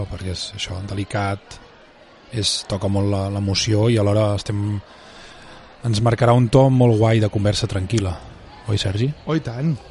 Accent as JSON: {"language": "Catalan", "area": "Vallès Oriental", "region": "Catalonia", "country": "Spain", "said": "Soc molt del Vallès Oriental, jo ets molt, molt ultralocal, molt ultra, ultracomarcal"}